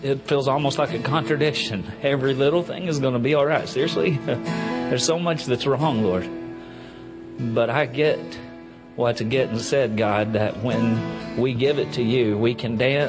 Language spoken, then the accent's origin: English; Enola, Pennsylvania, United States; from Enola.